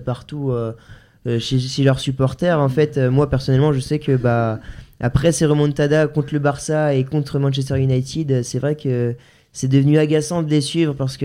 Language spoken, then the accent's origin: French; France; en tant que Français, on, on, en tout cas, moi, en tout cas, je supporte les, clubs français